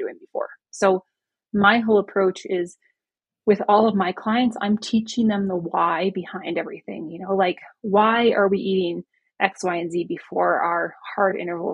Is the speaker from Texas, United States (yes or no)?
no; Vermont, United States; now in Breckenridge, United States; I grew up in Vermont